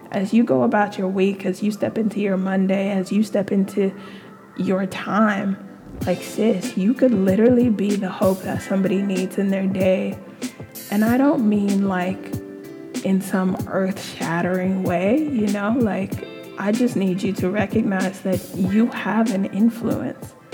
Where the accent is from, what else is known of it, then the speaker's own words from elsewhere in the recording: California, United States; being in this country, being back here, like I grew up in California and then moving back